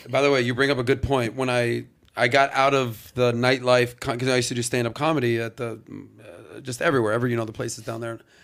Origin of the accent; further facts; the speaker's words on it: Miami, Florida, United States; growing up in Miami in the nightlife business